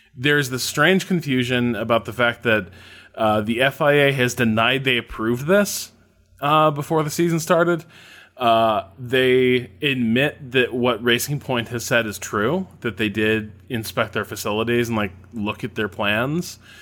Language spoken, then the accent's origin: English; Indiana, United States; Indiana Uh, my home state